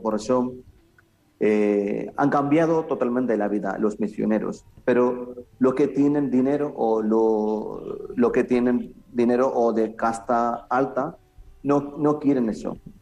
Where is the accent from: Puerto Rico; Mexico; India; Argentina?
India; Kerala; a nuestra zona, en Kerala